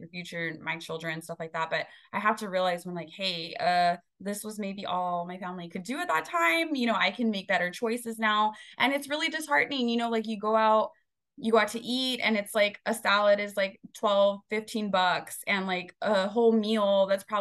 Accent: Rio Grande Valley, Texas, United States; we're all from the Rio Grande Valley. The eating habits were not the healthiest when we were growing up

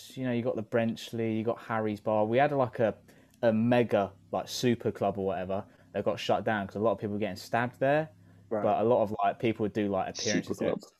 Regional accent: Maidstone, South East England, United Kingdom; No, I'm from Maidstone.

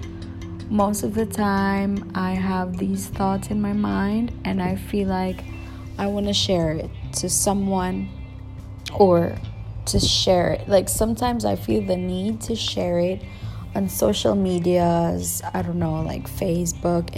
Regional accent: Philippines; accent: Filipino; English is a second language; I'm from the Philippines, by the way, so don't expect my English to be grammatically correct. Also, my accent might be a little bit of that Filipino or Asian accent, and that's because it's not my first language.

